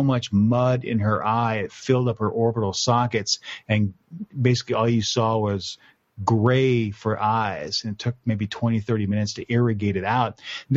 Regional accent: Texas, United States; I grew up in Texas, and we played in the dirt

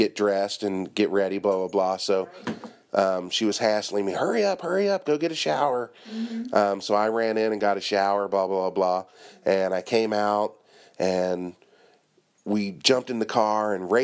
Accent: Cincinnati, Ohio, United States; also born or lived in Northern Kentucky; now in Japan; I'm from Cincinnati, Northern Kentucky, and before I came to Japan

